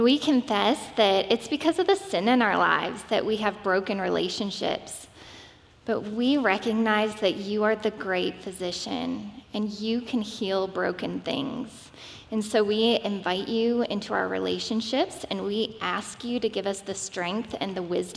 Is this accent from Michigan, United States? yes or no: yes; Michigan, United States; I'm from Michigan